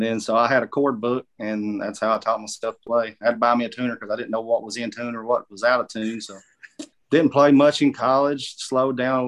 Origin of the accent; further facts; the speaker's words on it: Pineville, Kentucky, United States; moved away as an adult; now in Alabama, United States; I was born in Pineville, Kentucky, at the Pineville Hospital, and grew up on Highway 92, right there on Greasy Creek, my whole life until we basically moved down here to Alabama